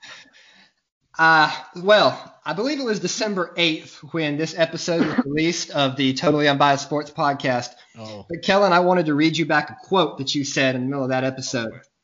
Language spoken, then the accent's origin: English; Mobile, Alabama, United States; I am from Mobile, Alabama.